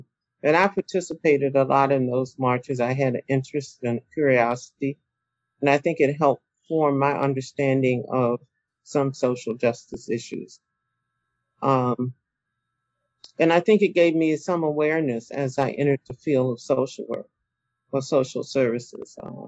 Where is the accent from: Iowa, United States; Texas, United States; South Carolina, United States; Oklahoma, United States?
South Carolina, United States; Simpsonville; born there; I was born in Simpsonville, South Carolina. And just recently found out that there was a school named after one of my relatives there.